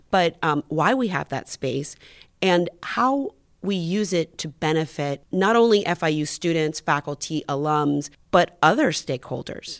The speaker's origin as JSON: {"language": "English", "town": "Miami", "region": "Florida", "country": "United States", "tie": "born or raised there"}